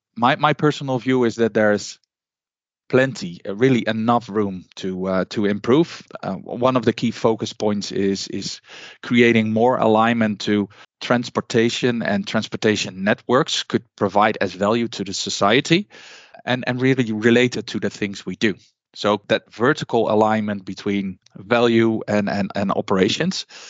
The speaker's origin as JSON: {"language": "English", "country": "Netherlands", "said": "I'm from the Netherlands"}